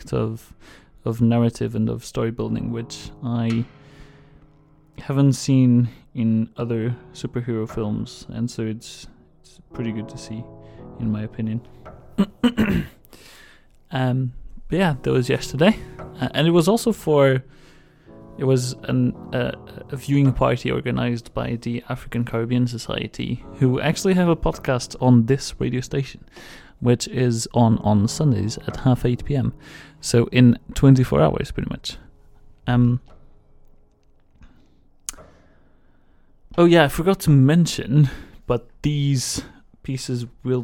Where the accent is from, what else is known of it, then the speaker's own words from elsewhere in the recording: Portugal; I'm from Portugal